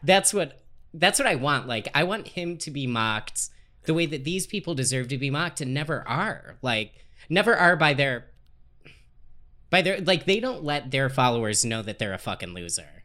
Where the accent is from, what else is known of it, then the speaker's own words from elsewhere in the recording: Dayton, Ohio, United States; moved away; I grew up in Dayton, Ohio.